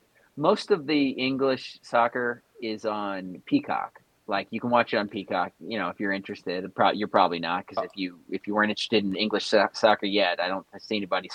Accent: United States; we're very American centric.

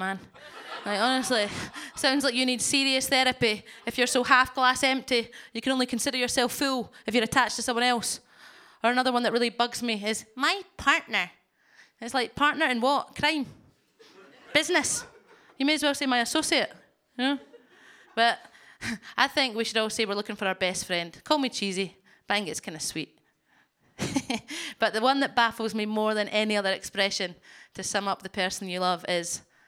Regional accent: Scotland, United Kingdom; I'm Scottish.

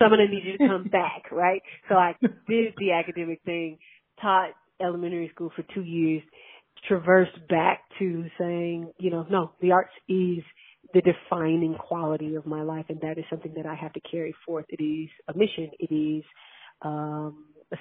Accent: Atlanta, Georgia, United States; I'm a born and raised Atlanta. I'm from the West Side, Capitol View community, off of Stewart Avenue

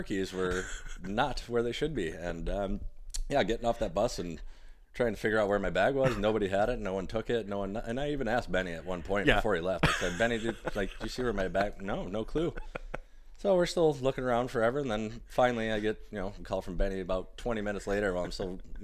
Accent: Detroit, Michigan, United States; I'm from Metro Detroit area

